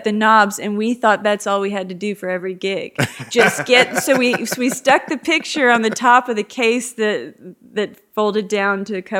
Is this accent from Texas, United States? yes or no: yes; Dallas, Texas, United States; also born or lived in Georgetown, Texas; now in Lakeway, United States; Growing up in Dallas